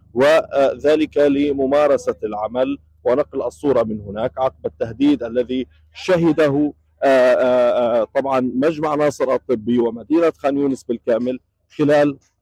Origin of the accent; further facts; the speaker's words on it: Gaza, Gaza Strip, Palestine; moved away as an adult; now in Rafah, Palestine; نعود الى ديارنا الى ديارنا الى مدينه غزه